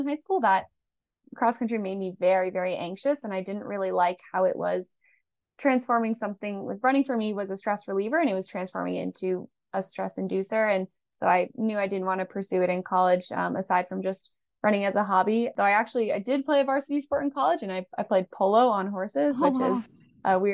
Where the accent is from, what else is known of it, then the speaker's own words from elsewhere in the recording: Boston, Massachusetts, United States; I grew up in Boston